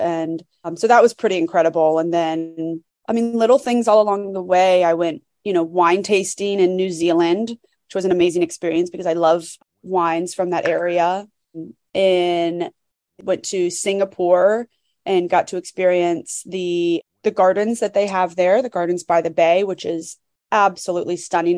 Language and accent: English; Florida, United States; so I'm from Florida